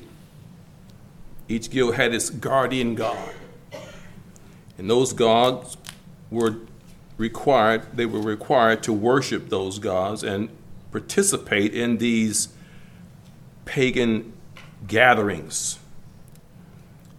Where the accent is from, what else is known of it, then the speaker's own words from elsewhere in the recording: Michigan, United States; Growing up in Michigan